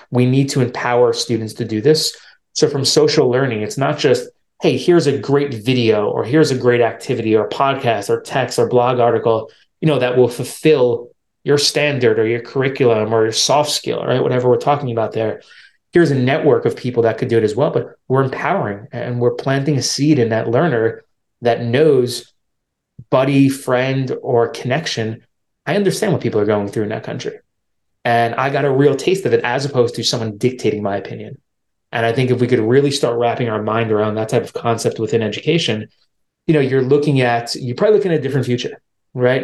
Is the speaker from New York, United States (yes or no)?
yes; New York, United States; where I'm from, I'm from New York, so it's a big city